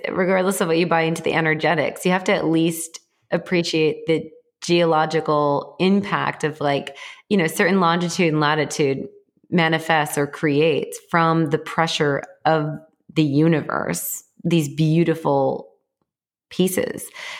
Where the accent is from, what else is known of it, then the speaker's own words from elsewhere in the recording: Texas, United States; I'm a Texan who has gun cases and the only things in the gun cases are crystals.